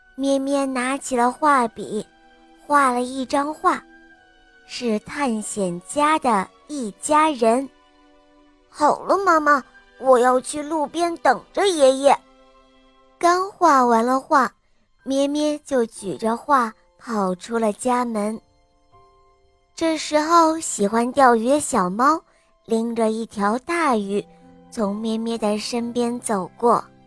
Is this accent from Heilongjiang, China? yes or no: no; Beijing, China; 我今年五岁了，我来自于北京